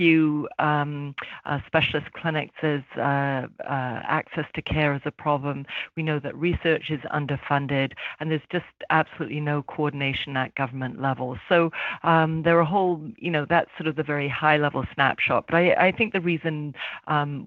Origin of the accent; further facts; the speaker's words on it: London, United Kingdom; now in Toronto, Canada; I was born in London, UK, but I've been in Toronto for probably half my life